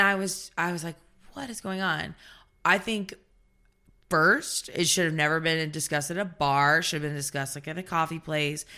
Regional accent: the South, United States; I'm from the South

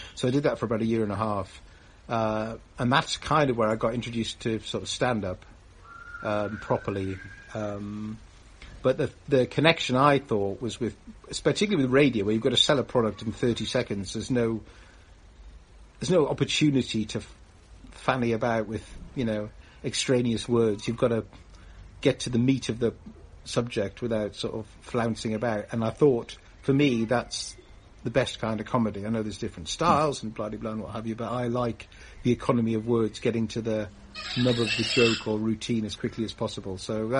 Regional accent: Newcastle, North East England, United Kingdom; I'm from Newcastle in the northeast, and yes, I've lost my accent.

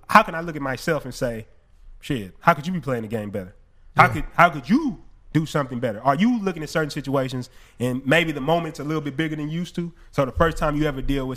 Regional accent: Houston, Texas, United States; we're from Houston

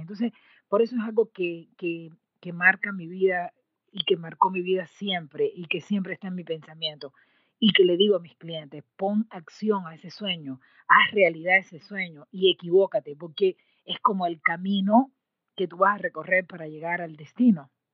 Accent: Cuba; moved away as an adult; also born or lived in Mexico; cuando yo salí de Cuba, eh, mi querida patria, eh, para estudiar en México

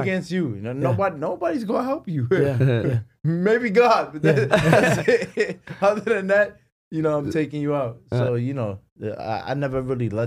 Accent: New York, United States; that's my home. That's my hometown

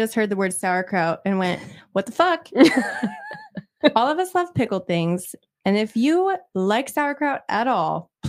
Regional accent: Fort Collins, Colorado, United States; now in Austin, United States; A Colorado girl. Kendall and I grew up in Fort Collins, Colorado.

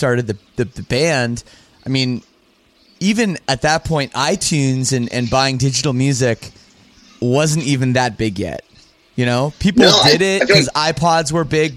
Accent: Canada; I'm from Canada too

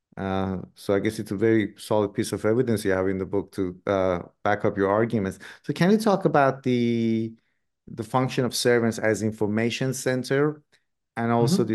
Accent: Iran; moved away; I grew up in Iran myself

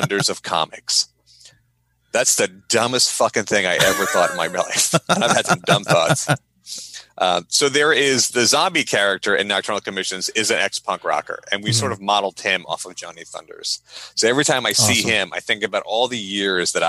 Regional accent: Long Island, New York, United States; I grew up on Long Island, which I hung out with skaters.

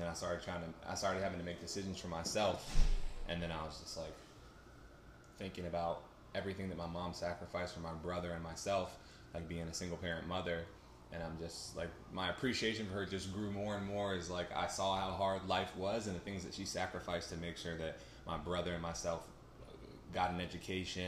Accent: Raleigh, North Carolina, United States; moved away as an adult; now in Pittsburgh, United States; I'm from Raleigh, North Carolina. I was in Raleigh my entire life.

